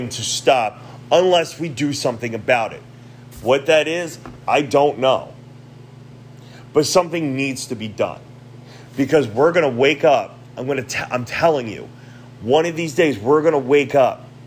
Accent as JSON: {"language": "English", "country": "United States", "said": "I am an American. I'm an American citizen"}